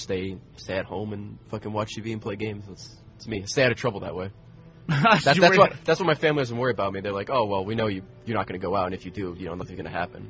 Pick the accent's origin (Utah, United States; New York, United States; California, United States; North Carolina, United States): New York, United States; Selden; moved away as an adult; also born or lived in Queens, New York; I grew up in Long Island. Selden, New York.